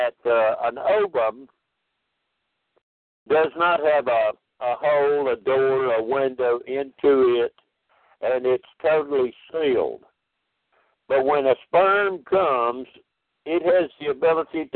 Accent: DeRidder, Louisiana, United States; my hometown in DeRidder

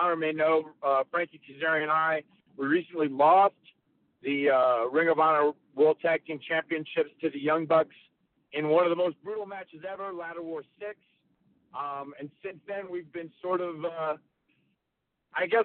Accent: North Carolina, United States; I grew up in North Carolina.

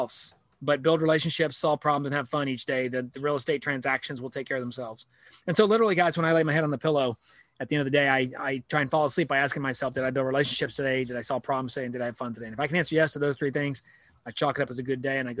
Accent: Columbus, Ohio, United States; also born or lived in Billings, Montana / Ithaca, New York / Gainesville, Florida; now in Columbus, United States; I grew up in the shadow of Ohio State, went to school at University of Florida, wanted a school like Ohio State, but in the South.

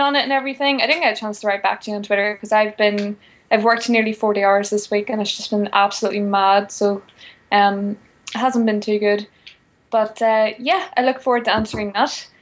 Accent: Northern Ireland, United Kingdom; having grown up in quite a Christian uh, family, and also the fact that I'm from Northern Ireland

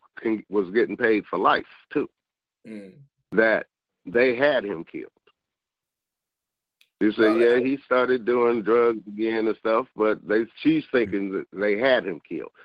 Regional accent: San Francisco, California, United States; also born or lived in Atlanta; I grew up in Haight-Ashbury in the 60s

